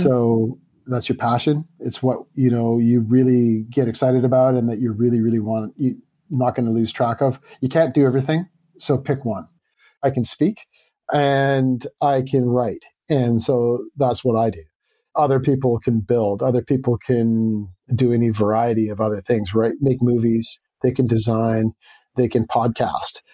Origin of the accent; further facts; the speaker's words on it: Vancouver, British Columbia, Canada; I grew up in Vancouver, Canada